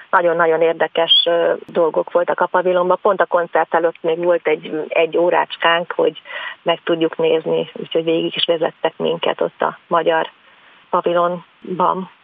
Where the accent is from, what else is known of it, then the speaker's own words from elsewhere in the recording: Szentendre, Pest, Hungary; ugye én Szentendrei vagyok